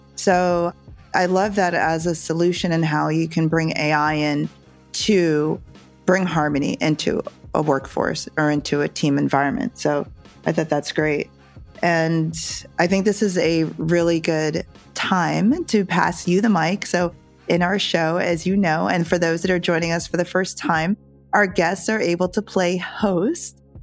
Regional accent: Northeast, United States; also born or lived in Jamaica; we grew up in the suburbs in the Northeast here in the US

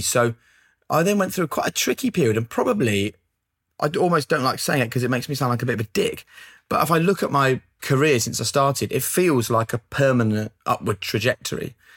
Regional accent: Norwich, East of England, United Kingdom; growing up in Norwich

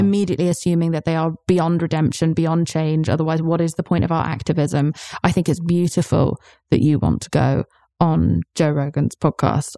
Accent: United Kingdom; I'm British

